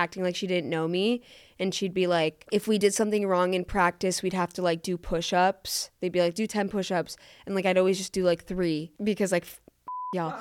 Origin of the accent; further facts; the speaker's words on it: Florida, United States; accent: New York; moved away as an adult; also born or lived in New York / Boulder, Colorado; I'm from Florida. Even though where I am from in Florida is liberal